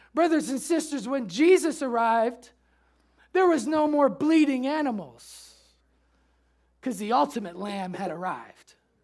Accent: Memphis, Tennessee, United States; We say that in Memphis. Pastor said, no one says that here. I say that because I came from Memphis.

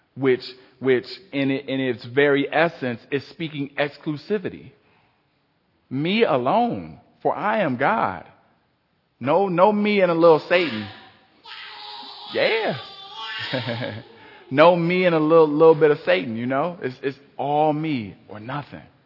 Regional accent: Cleveland, Ohio, United States; I grew up in Cleveland.

